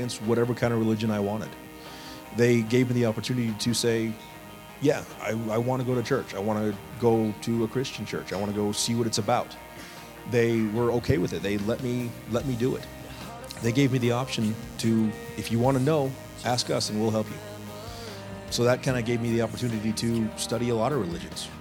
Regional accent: Chino Valley, Arizona, United States; I was raised here in this area. I was raised in Chino Valley. We moved here when I was about 5 years old.

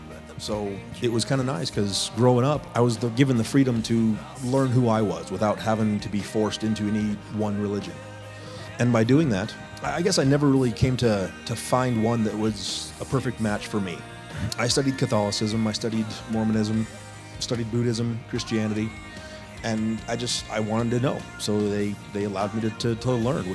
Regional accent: Chino Valley, Arizona, United States; I was raised here in this area. I was raised in Chino Valley. We moved here when I was about 5 years old.

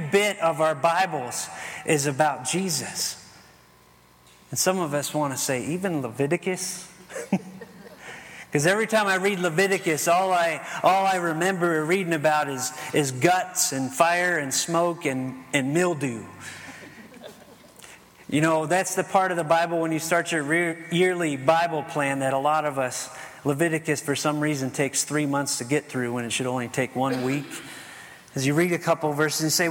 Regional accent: Ohio, United States; I grew up in Ohio

